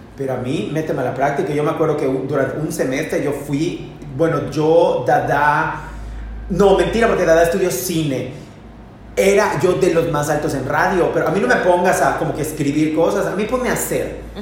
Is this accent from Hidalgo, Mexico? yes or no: no; Yucatán, Mexico; also born or lived in United States; soy yucateco, soy youtuber.